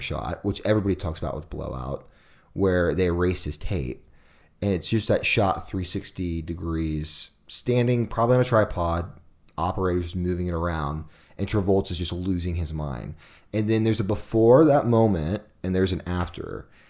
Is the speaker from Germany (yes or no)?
no; Kansas City, United States; I saw this beer a lot growing up in Kansas City